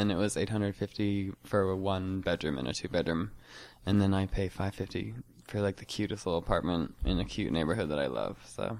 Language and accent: English; Wrentham, Massachusetts, United States; moved away as an adult; now in Chicago, United States; I'm from a suburb of Boston, Massachusetts, called Wrentham.